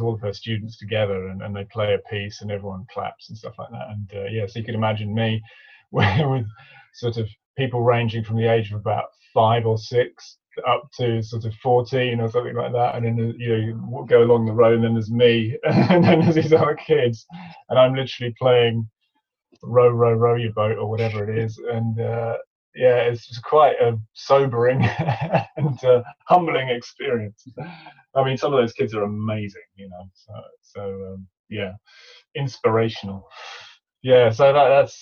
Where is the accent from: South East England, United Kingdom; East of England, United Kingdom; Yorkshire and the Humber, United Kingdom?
East of England, United Kingdom; Cambridge; growing up in Cambridge